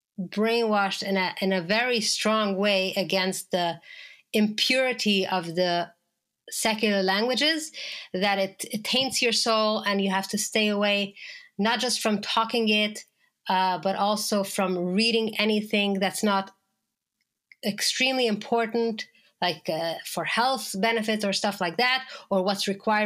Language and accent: English; Boisbriand, Quebec, Canada; English is a second language; now in Montreal, Canada; So for me, I was raised in Tosh from when I was a baby. So I went to the school. It was a girls' school only, obviously. And we had Yiddish in the morning, religious studies.